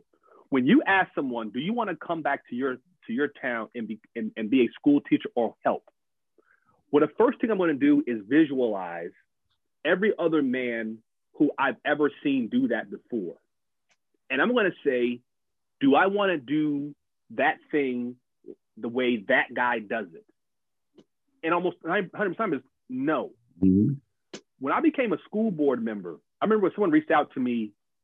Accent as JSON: {"language": "English", "town": "Atlanta", "region": "Georgia", "country": "United States", "said": "I'm from Southside Atlanta. I got to do it my way."}